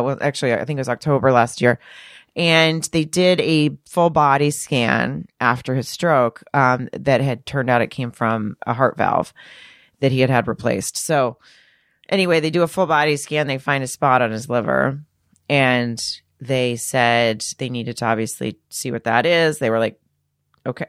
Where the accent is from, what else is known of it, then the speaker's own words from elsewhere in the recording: Arkansas, United States; moved away as an adult; I grew up in Arkansas.